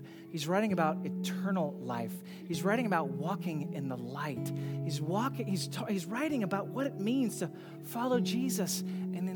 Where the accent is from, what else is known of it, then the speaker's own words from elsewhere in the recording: United States; many of us as American Christians